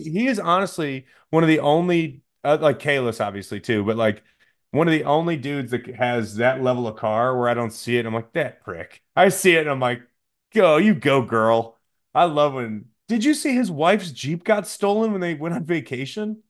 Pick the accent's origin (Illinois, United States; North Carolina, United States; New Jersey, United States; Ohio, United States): Illinois, United States; Chicago area; I get to Naperville, and the call sheet says my hometown on it